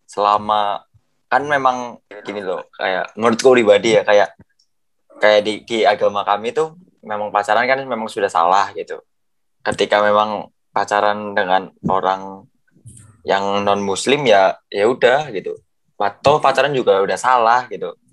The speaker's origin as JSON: {"language": "Indonesian", "region": "Java", "country": "Indonesia", "said": "kita orang Jawa asli gitu."}